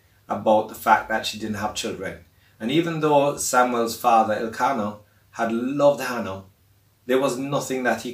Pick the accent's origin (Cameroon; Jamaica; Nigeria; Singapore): Jamaica; Montego Bay, Saint James; now in Kingston, Jamaica; where I grew up in Montego Bay, Jamaica